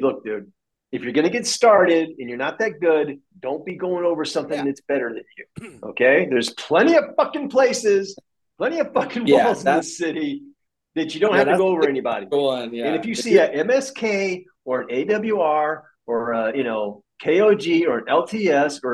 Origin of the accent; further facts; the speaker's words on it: Destin, Florida, United States; I grew up in Destin, Florida, the redneck Riviera of the United States